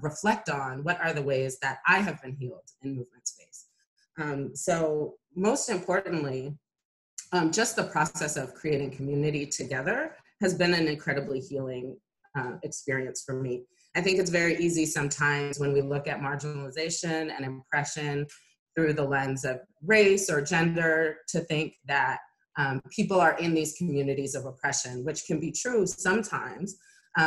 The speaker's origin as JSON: {"language": "English", "town": "Oakland", "region": "California", "country": "United States", "tie": "born or raised there", "said": "since I was born in Oakland"}